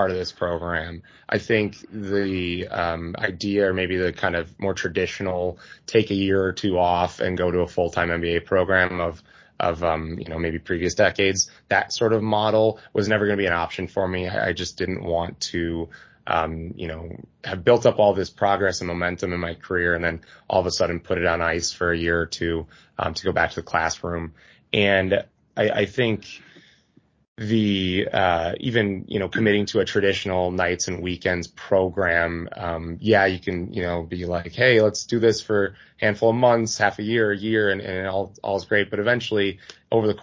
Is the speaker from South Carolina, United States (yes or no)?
no; Milwaukee, Wisconsin, United States; also born or lived in Madison, Wisconsin; I am a Wisconsinite through and through, born and raised in Milwaukee.